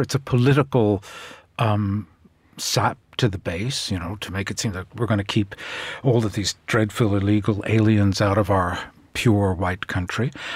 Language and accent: English; United States; I'm an American